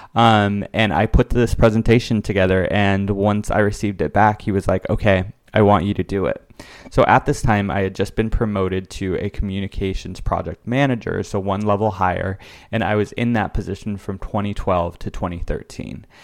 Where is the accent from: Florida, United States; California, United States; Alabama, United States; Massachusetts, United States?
California, United States; West Covina; now in New York, United States; I am originally from Los Angeles, California, and I decided to attend the university, Loyola Marymount University, which is about an hour drive away from my hometown of West Covina